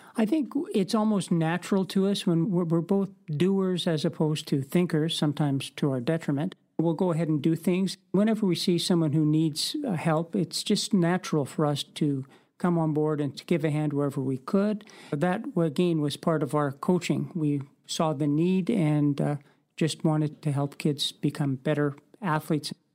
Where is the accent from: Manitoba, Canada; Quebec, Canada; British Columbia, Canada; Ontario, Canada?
Manitoba, Canada; Winnipeg; moved away as an adult; also born or lived in Victoria; now in Parksville Qualicum Beach, Canada; We both grew up in Winnipeg and we met through our local track club.